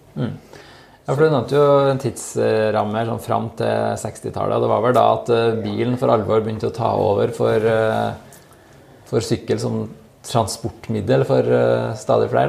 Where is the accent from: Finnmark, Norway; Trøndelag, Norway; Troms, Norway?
Trøndelag, Norway; Steinkjer; så kommer jeg fra Steinkjer sjøl